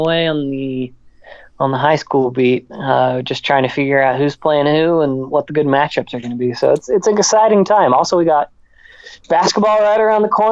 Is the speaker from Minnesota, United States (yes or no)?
no; Oklahoma City, Oklahoma, United States; Growing up in Oklahoma City